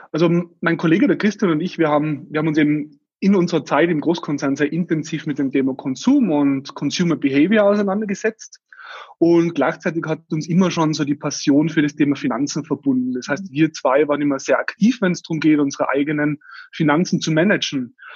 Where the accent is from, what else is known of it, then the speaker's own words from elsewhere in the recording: Tyrol, Austria; wie man an meinem Dialekt dann unschwer erkennen wird, komme ich aus Österreich, aus Tirol.